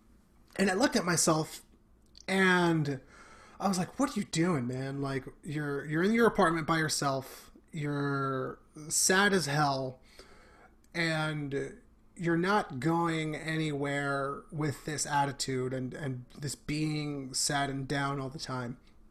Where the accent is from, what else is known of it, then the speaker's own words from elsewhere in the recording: Bronx, New York, United States; being born and raised in the Bronx, I am Mexican and Dominican. So my parents met in the Bronx.